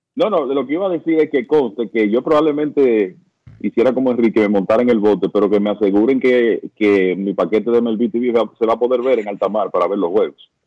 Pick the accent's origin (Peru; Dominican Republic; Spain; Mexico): Dominican Republic; como dominicanos